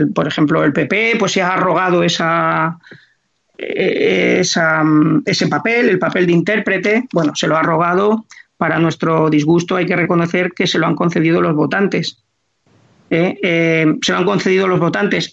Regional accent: Madrid, Community of Madrid, Spain; nací en Madrid

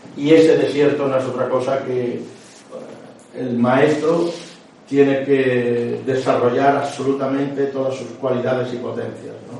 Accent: Córdoba, Andalusia, Spain; soy de Córdoba

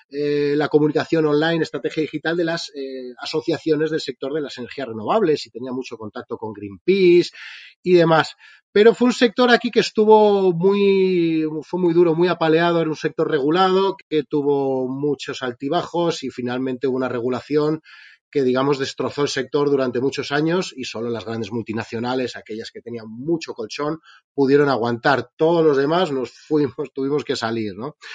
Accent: Spain; como bien dices, vengo de España, os, escucho mucho, siempre invitas a emprendedores de ahí de Latinoamérica

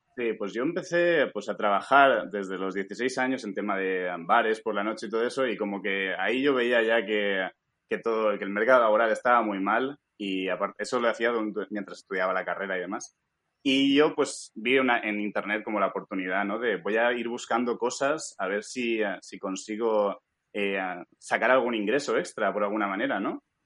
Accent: Alicante, Valencian Community, Spain; moved away as an adult; now in United States; yo pues soy de Alicante

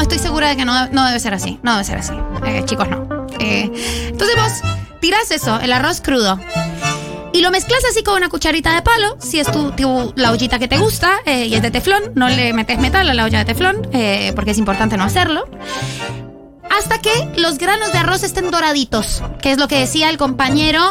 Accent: Argentina; Yo soy argentina 100%

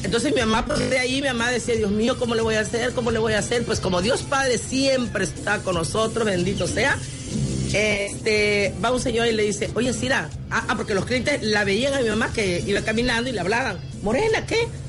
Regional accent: Guerrero, Mexico; yo soy su cocinera de Guerrero

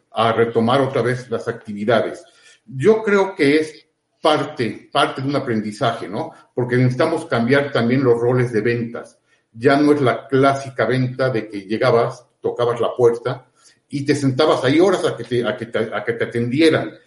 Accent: Puebla, Mexico; acá somos de Puebla

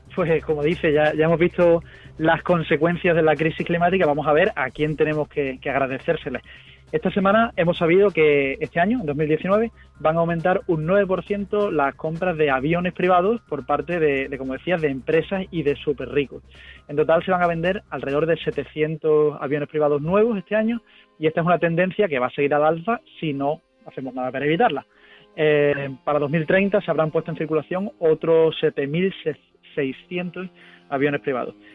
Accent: Huelva, Andalusia, Spain; soy de Huelva

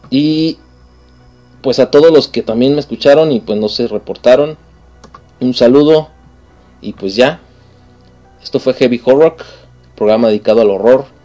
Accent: Mexico; que nos llevan más allá de la típica imagen que tienen muchas, muchas partes del mundo de nosotros como mexicanos

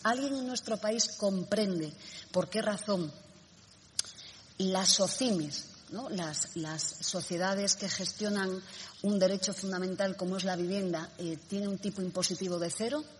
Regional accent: Spain; en nuestro país

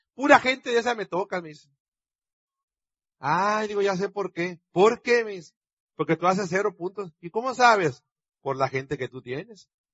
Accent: Sonora, Mexico; yo como sonorense mexicano

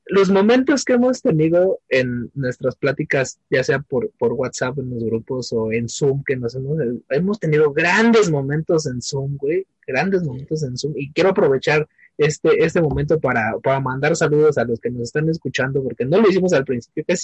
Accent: Iztapalapa, Mexico City, Mexico; o sea, pues, sí soy de Iztapalapa, pero, pero me defiendo, güey.

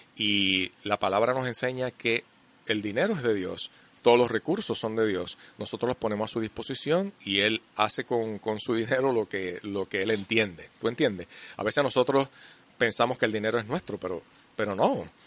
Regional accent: Puerto Rico; nosotros los puertorriqueños, puramente desde nuestra idiosincrasia

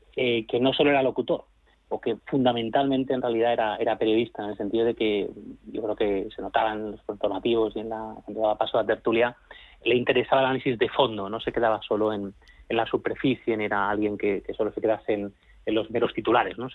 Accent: Catalonia, Spain; now in Madrid, Spain; Aunque soy catalán, soy del Madrid

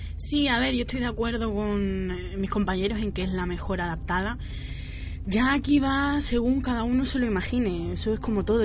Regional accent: Málaga, Andalusia, Spain; soy de Málaga

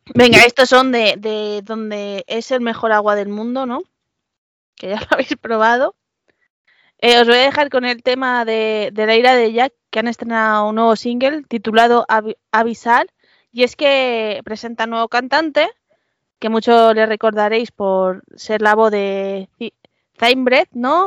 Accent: Madrid, Community of Madrid, Spain; yo soy madrileña de tercera generación

